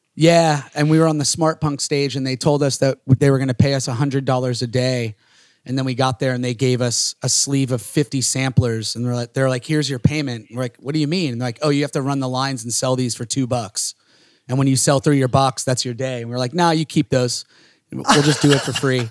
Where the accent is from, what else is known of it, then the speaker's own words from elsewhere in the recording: Florida, United States; growing up in these small towns, we're from Florida